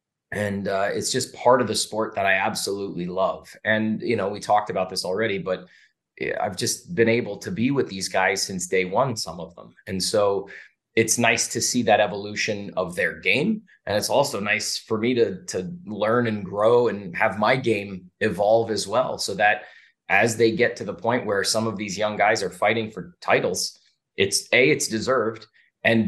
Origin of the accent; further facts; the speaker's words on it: Canada; now in Las Vegas, United States; I'm from Canada originally, and I speak French.